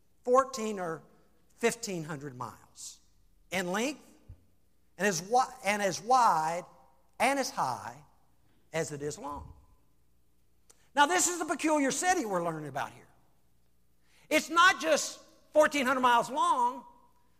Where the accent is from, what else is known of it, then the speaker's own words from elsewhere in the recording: Salem, United States; I grew up in Salem